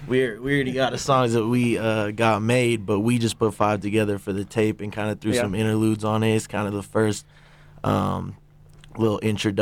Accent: Berkeley, California, United States; now in Boulder, United States; I grew up in Berkeley, California, so a lot of my influence came from there.

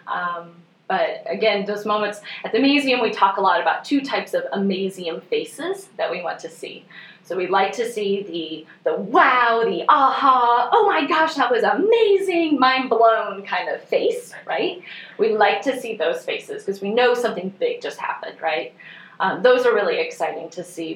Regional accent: northwest Missouri, United States; moved away as an adult; also born or lived in Springfield, Missouri; now in Bentonville, United States; I'm originally from Missouri, so I grew up in the northwest corner of the state

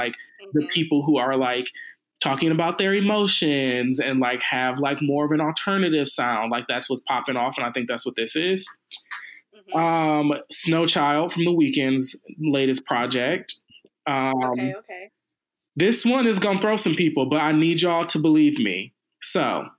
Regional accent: Midwest, United States; Detroit is country. I'm from the Midwest.

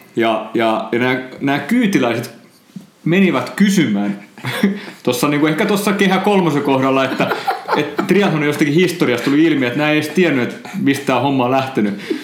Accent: Noormarkku, Satakunta, Finland; mä oon siis kotoisin Noormarkusta

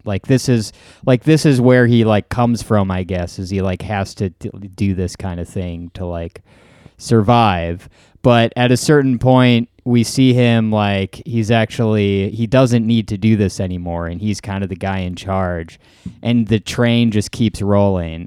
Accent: Wisconsin, United States; I'm from Wisconsin

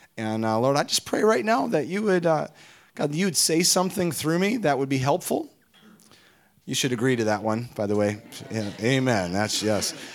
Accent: Minnesota, United States; we hail from Minnesota

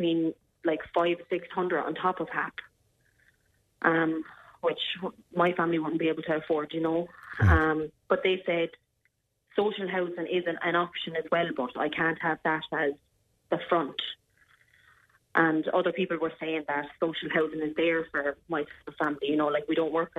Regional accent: Clonmel, Tipperary, Ireland; moved away as an adult; also born or lived in Wales; I'm from Clonmel

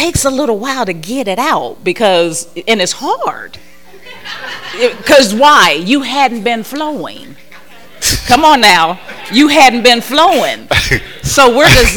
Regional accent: Ohio, United States; I'm from Ohio, so that's cornfield

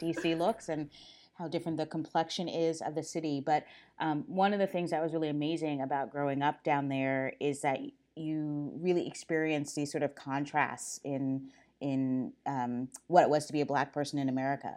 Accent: Silver Spring, Maryland, United States; I grew up in Silver Spring, Maryland, right outside of Washington, D

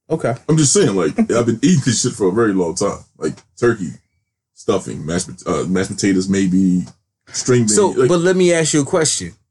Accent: Maryland, United States; Are you surprised I, I grew up in Maryland

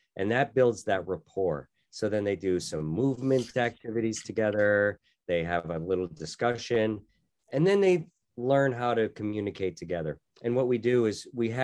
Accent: Wallingford, Connecticut, United States; moved away as an adult; also born or lived in Annapolis, Maryland / Tokyo, Japan; I was born and raised in Wallingford, Connecticut

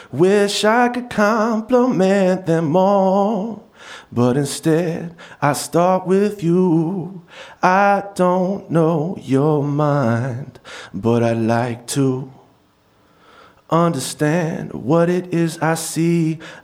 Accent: New York, United States; And I grew up around New York in the 90s going to Fat Beats, and that's a big part of my introduction to independent music culture.

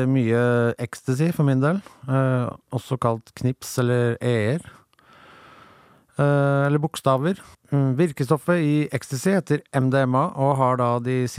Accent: Vadsø, Finnmark, Norway; i og med at jeg er fra Finnmark og også fra Vadsø

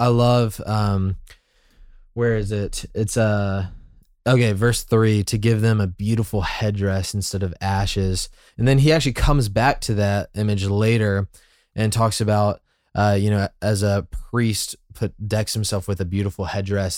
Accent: Birmingham, Alabama, United States; now in Atlanta, United States; I'm from Birmingham, and so I had to kinda, like, grow up and see more of the world

